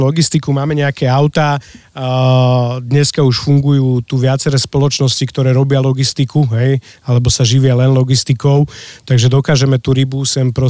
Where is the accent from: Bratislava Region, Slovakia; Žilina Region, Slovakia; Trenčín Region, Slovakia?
Bratislava Region, Slovakia; Bratislava; now in Lozorno, Slovakia; ja som z Bratislavy